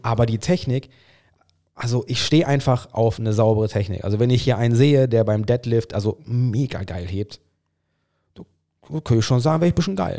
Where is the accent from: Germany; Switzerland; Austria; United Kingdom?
United Kingdom; England; German is a second language; Ich bin Engländer